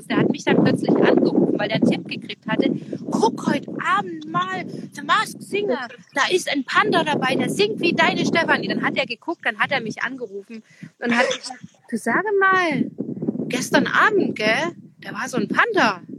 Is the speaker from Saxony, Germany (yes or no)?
yes; Saxony, Germany; Ich liebe meine Heimat, das Vogtland, weil wirklich, erstens mal ist es eben äh, sehr traditionsreich